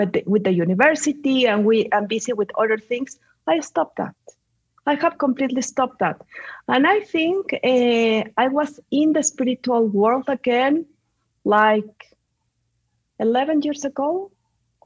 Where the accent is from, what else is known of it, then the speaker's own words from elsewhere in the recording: Mexico City, Mexico; English is a second language; moved away; also born or lived in Spain / Chicago, United States; Well, I'm a mix of Mexican and Spanish. So that's the reason that I have this accent. I grew up in Mexico City.